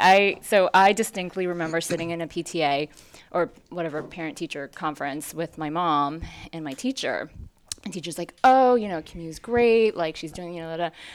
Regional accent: New York City, New York, United States; also born or lived in Hong Kong; I moved to New York City when I was four

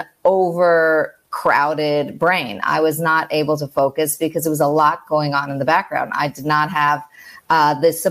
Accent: New York, United States; moved away as an adult; I'm from New York and living abroad right now, expat

